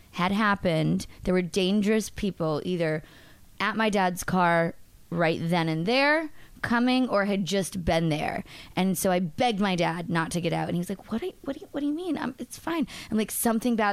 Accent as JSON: {"language": "English", "region": "Massachusetts", "country": "United States", "said": "I'm from Massachusetts"}